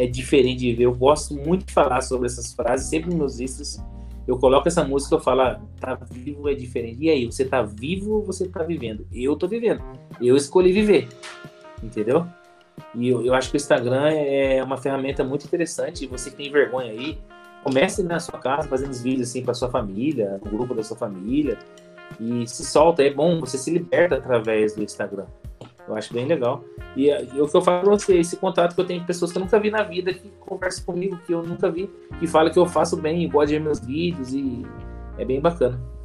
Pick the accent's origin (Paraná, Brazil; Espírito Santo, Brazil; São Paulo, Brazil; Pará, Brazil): São Paulo, Brazil; São José dos Campos; eu nasci em São José dos Campos, nasci no, no Hospital Pio 12